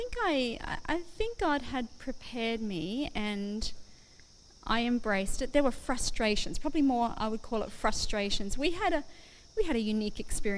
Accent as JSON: {"language": "English", "town": "Brisbane", "region": "Queensland", "country": "Australia", "tie": "born or raised there", "also_born_or_lived": "Goulburn", "moved": "as an adult", "lives_now": "Western Australia, Australia", "said": "I grew up in Brisbane"}